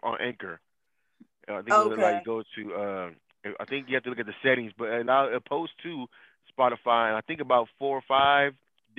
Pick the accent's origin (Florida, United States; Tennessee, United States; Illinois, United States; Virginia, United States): Florida, United States; Orlando; also born or lived in San Jose, California; I'm from Florida too. I'm Orange County, I'm a little down south